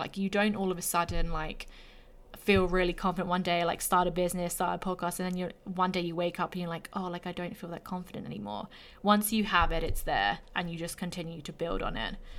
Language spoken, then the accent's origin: English; England, United Kingdom; moved away as an adult; also born or lived in Australia; now in Canada